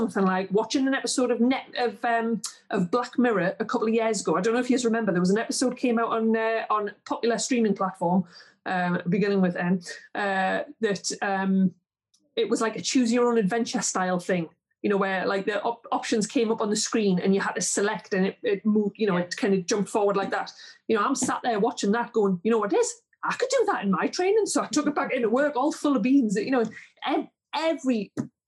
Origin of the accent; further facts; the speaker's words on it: Geordie, North East England, United Kingdom; accent: Geordie; also born or lived in southeast Northumberland; Jodie's just, it's not a good accent